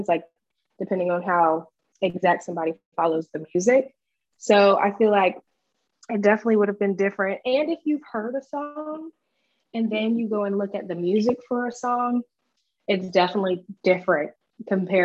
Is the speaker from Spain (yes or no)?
no; Dominican Republic; I'm from the Dominican